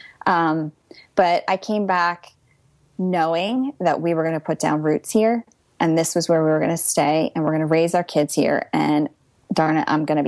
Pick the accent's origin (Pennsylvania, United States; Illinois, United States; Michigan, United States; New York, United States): Pennsylvania, United States; moved away as an adult; also born or lived in London; now in New Jersey, United States; I'm from Pennsylvania